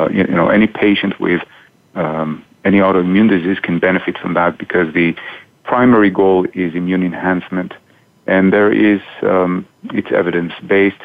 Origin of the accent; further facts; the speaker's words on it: Israel; moved away as an adult; now in Boston, United States; I grew up in Israel